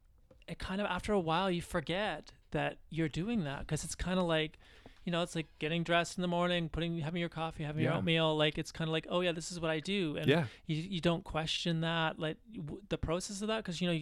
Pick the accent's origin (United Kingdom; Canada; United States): Canada; London, Ontario; I grew up in London, Ontario, Canada